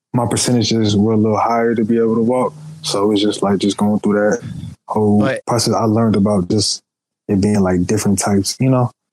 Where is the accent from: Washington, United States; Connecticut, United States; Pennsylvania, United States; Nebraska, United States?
Pennsylvania, United States; Philadelphia; also born or lived in Charlotte, North Carolina; now in Atlanta, United States; Originally Philadelphia, but I live half my life in well, a little bit more than half my life in Charlotte, North Carolina, and I'm currently living in Atlanta, Georgia, right now